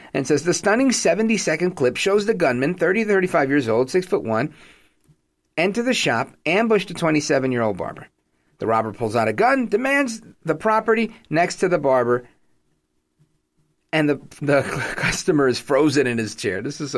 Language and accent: English; New York City, New York, United States; being a New Yorker